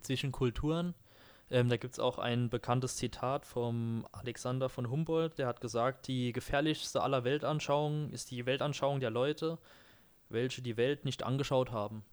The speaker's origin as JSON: {"language": "German", "country": "Germany", "said": "bei uns hier in Deutschland, ähm, wir kommen ja beide auch aus Dörfern"}